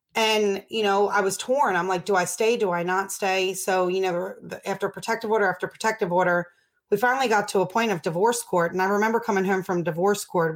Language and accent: English; Baltimore, Maryland, United States; I grew up in Baltimore